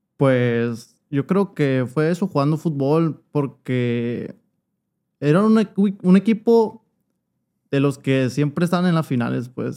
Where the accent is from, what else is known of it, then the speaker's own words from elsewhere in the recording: Hermosillo, Sonora, Mexico; aquí nací en Hermosillo. Ok. Pero mis papás todo el tiempo vivieron ahí, pues, y pues ahí me crié.